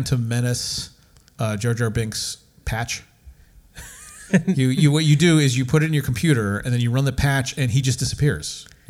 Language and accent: English; United States; for being an American and having grown up for years with the American film